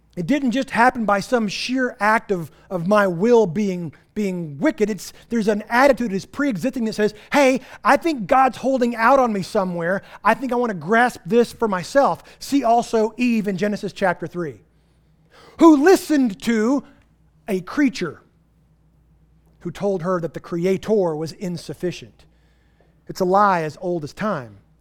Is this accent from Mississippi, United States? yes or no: no; Texas Panhandle, United States; moved away; I'm from the Texas Panhandle where we don't have vegetation.